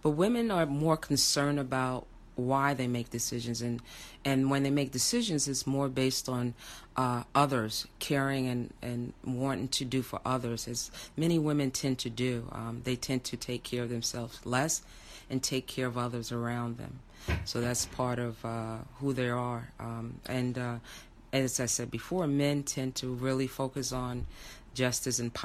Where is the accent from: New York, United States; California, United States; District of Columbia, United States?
New York, United States; New York City; I'm originally from Brooklyn, New York, residing Park Slope in Brooklyn.